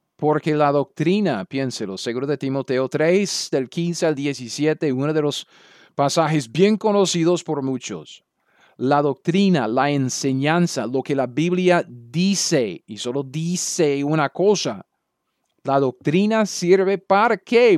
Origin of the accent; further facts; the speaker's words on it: United States; Spanish is a second language; moved away as an adult; also born or lived in Latin America; yo soy un gringo